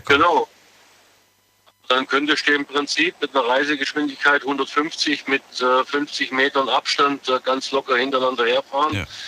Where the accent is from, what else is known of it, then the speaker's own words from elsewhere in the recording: Biberach an der Riss, Baden-Württemberg, Germany; Biberach Anderis